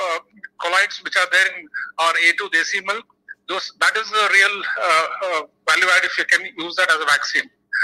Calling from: Bangalore, Karnataka, India; Dr. Shiva, I'm calling from India.

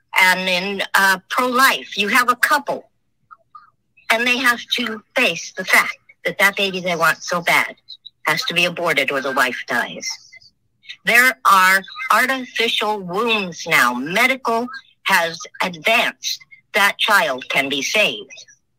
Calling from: Ontario, Oregon, United States

